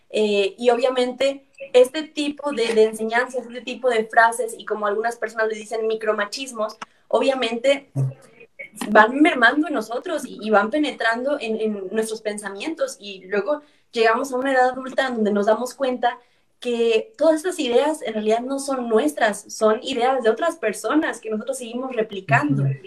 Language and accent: Spanish; Ciudad Victoria, Tamaulipas, Mexico; yo soy de Ciudad Victoria